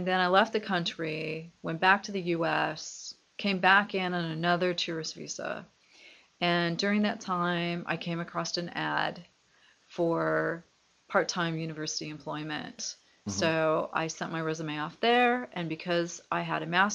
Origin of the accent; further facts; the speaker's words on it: Seattle, Washington, United States; moved away as an adult; now in Japan; I'm from Seattle, Washington